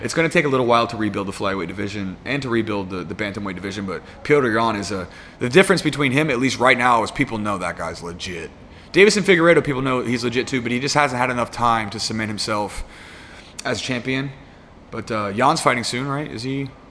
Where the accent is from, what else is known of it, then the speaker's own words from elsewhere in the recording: United States; I'm American